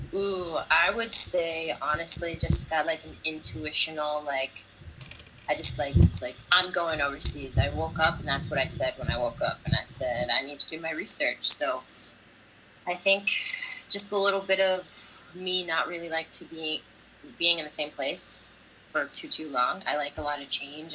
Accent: United States; moved away as an adult; now in Italy; Sono americana, I'm American.

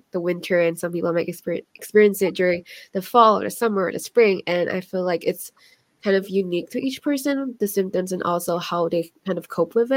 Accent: Washington, United States; I'm from Washington State

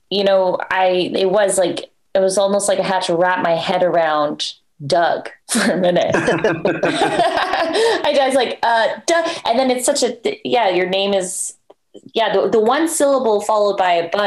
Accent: Canada; And I think because I'm Canadian, they think it could be like French.

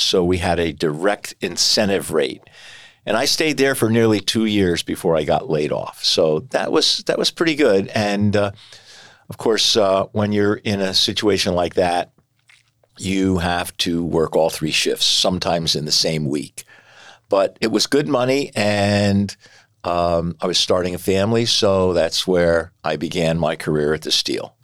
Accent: Bethlehem, Pennsylvania, United States; I was born and raised in Bethlehem. I have lived here all my life

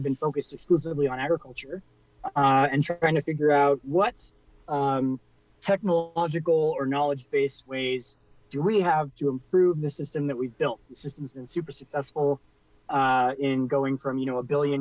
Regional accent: Silicon Valley, California, United States; I grew up in the Silicon Valley

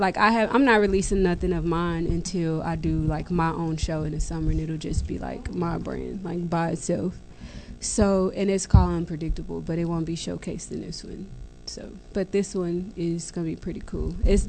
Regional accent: Dallas, Texas, United States; West Dallas. That's crazy. Arlington Park, actually.

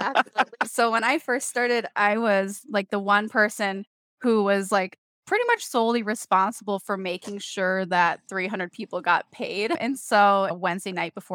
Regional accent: Minnesota, United States; born and raised in Minnesota, you can probably tell by the accent here

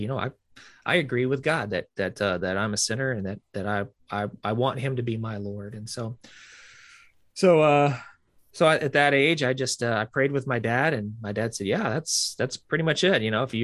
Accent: the South, United States; we were real active growing up in the South. I grew up in a Southern Baptist church

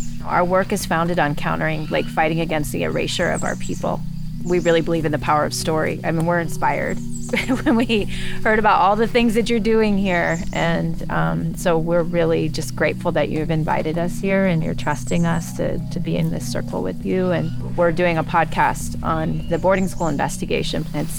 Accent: Pawnee Nation, Oklahoma, United States; I'm Kickahawkee Band from Pawnee Nation in Oklahoma.

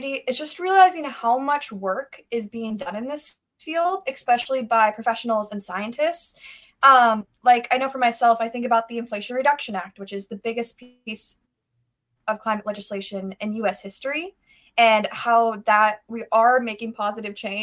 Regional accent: just north of Seattle, Washington, United States; I'm from Washington State, just north of Seattle

